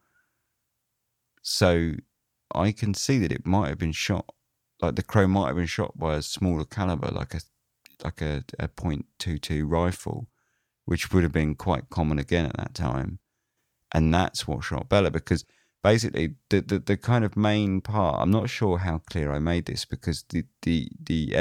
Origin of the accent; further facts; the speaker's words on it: United Kingdom; being British